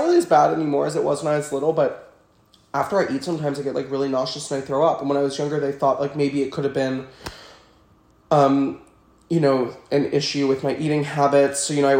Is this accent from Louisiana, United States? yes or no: yes; New Orleans, Louisiana, United States; So I'm from New Orleans. I lived there my entire life. Went to the same school my entire life.